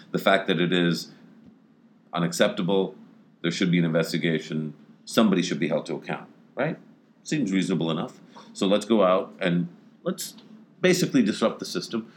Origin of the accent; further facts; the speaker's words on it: Pakistan; As a Pakistani